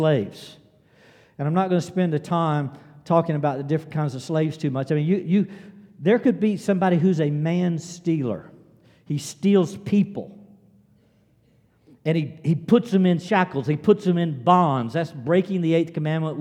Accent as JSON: {"language": "English", "region": "South Carolina", "country": "United States", "tie": "born or raised there", "said": "I was born in South Carolina. I grew up in South Carolina. I live in South Carolina"}